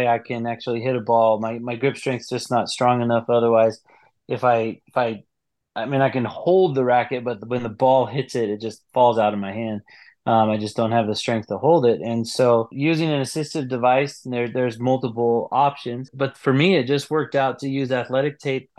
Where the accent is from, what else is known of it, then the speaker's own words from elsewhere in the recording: United States; I'm from the United States